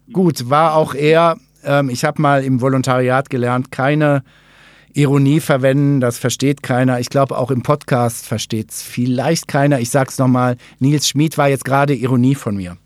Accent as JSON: {"language": "German", "area": "Ruhr area", "region": "North Rhine-Westphalia", "country": "Germany", "moved": "yes", "said": "Ich habe ja nicht so einen wirklich schwäbischen Unterton in der Stimme. Ich komme aus dem Ruhrgebiet"}